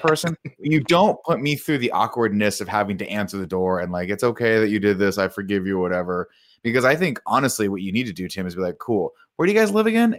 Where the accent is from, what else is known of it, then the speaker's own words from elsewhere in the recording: Riverside, California, United States; when I grew up in Riverside